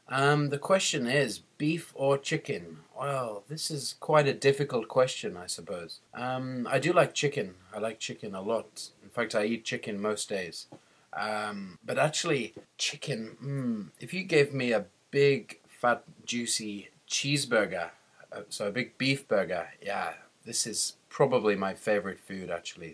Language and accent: English; England, United Kingdom; I'm from England.